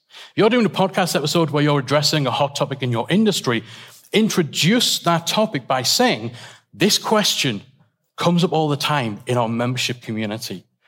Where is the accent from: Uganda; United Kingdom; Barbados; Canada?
United Kingdom; England; we're all English